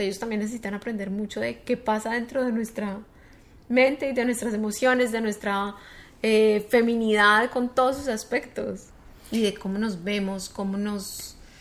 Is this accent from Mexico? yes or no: no; Colombia; moved away as an adult; also born or lived in United States; llegué como con muchas ganas de hacer cosas en Colombia, en mi país